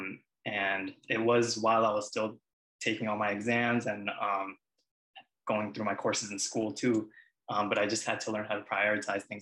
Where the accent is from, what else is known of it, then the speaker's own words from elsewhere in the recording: Long Island, New York, United States; also born or lived in Queens, New York; Originally, I was born in Queens, but I've lived in Long Island for most of my life